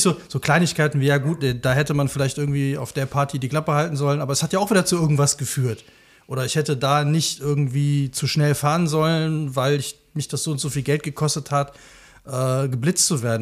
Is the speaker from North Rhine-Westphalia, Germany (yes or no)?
yes; near Leverkusen, North Rhine-Westphalia, Germany; ich bin ja auch in der Nähe von Leverkusen groß geworden